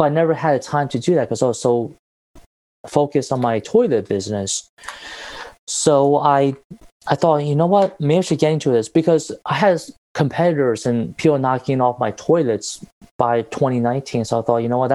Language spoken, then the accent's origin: English; Taiwan; moved away; I was in my home country of Taiwan about 2 years ago, and I usually go back every year